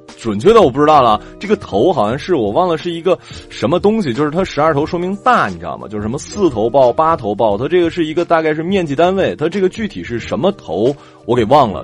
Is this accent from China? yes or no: yes; Northeast China, China; 对于我们东北人，尤其是吉林省或者，呃，黑龙江省